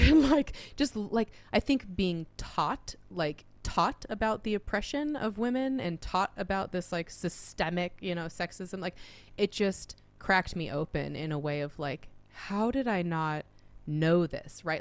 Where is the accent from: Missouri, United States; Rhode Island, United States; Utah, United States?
Utah, United States; moved away; also born or lived in Arizona / Oregon; I was growing up in Utah